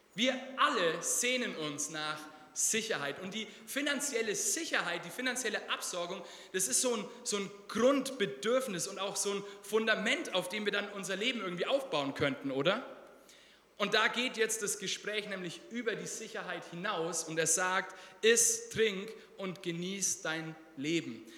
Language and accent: German; Germany; Wir als Deutsche